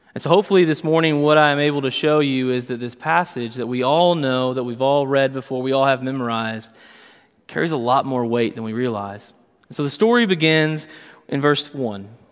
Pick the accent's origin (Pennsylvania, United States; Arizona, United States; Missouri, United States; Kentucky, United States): Kentucky, United States; Western; I grew up in Western Kentucky